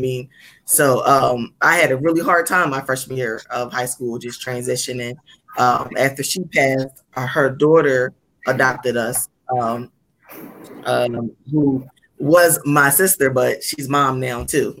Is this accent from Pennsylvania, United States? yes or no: yes; Philadelphia, Pennsylvania, United States; I came from, you know, I came from North Philly coming into this school